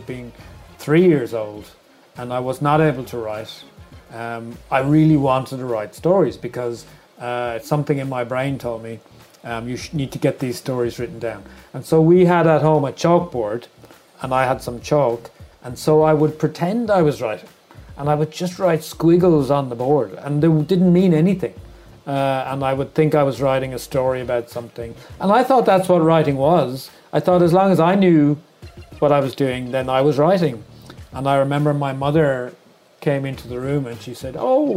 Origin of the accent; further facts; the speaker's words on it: Wexford, Leinster, Ireland; now in Dublin, Ireland; I am from a small town called Wexford